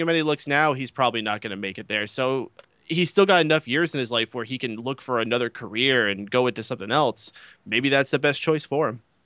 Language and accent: English; New York, United States; I'm from New York